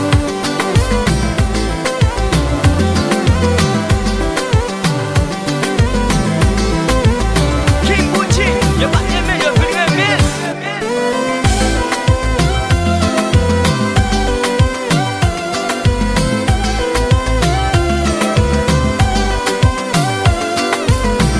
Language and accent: English; New York City, New York, United States; I'm from Brooklyn.